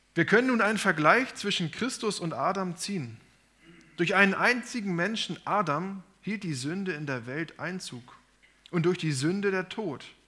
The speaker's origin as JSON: {"language": "German", "country": "Germany", "said": "sind wir in Deutschland oder in Europa geboren"}